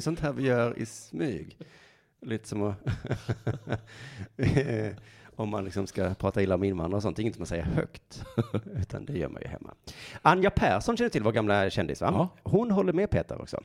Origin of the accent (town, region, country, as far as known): Sweden